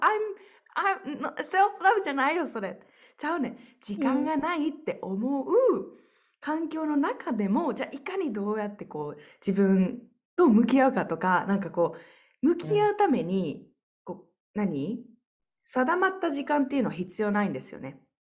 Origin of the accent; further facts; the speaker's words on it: Japan; moved away as an adult; 私って日本人として